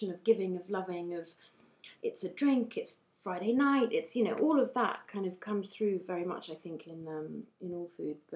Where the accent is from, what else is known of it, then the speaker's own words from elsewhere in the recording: United Kingdom; I devoured books as a means of um, accessing my identity as a British person